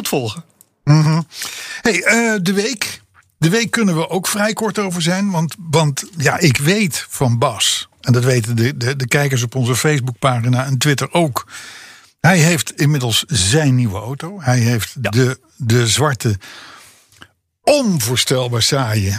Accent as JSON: {"language": "Dutch", "country": "Netherlands", "said": "als Hollander"}